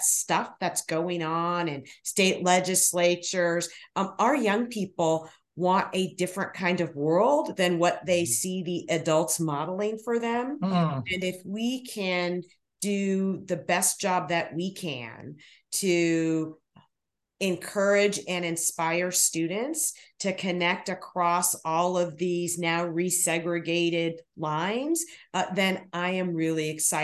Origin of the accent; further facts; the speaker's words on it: San Francisco, California, United States; I grew up in San Francisco, California, in a wonderfully diverse neighborhood